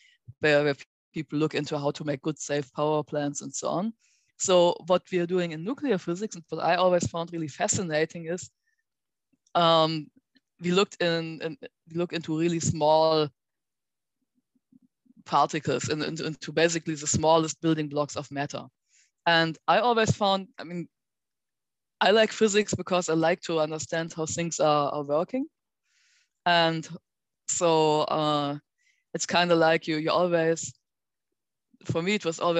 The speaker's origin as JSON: {"language": "English", "area": "near Bonn", "region": "North Rhine-Westphalia", "country": "Germany", "tie": "born or raised there", "moved": "yes", "said": "I enrolled at Bonn University, which was actually quite close to my hometown"}